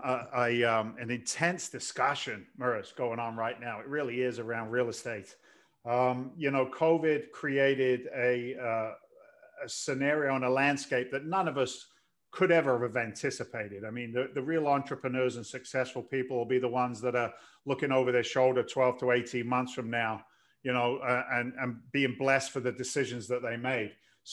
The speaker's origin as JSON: {"language": "English", "region": "London", "country": "United Kingdom", "moved": "yes", "lives_now": "United States", "said": "Your accent's kind of bizarre. I'm an immigrant to the States. I came here in 86 from London."}